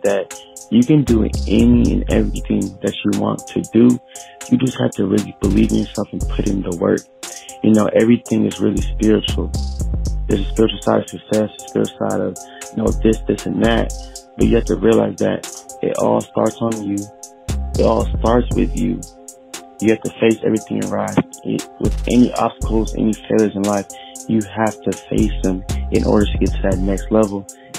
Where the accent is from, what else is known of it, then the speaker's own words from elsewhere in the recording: Miami, Florida, United States; now in Killeen, United States; I'm born and raised in Miami, Florida, but I live in Killeen, Texas as of right now.